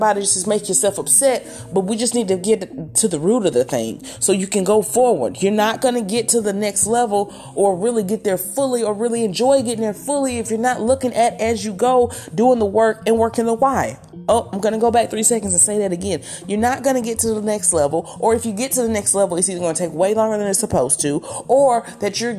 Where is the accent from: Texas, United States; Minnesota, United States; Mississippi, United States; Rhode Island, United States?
Mississippi, United States; southern; this is my hometown area, but in the middle of the deep south of southern Mississippi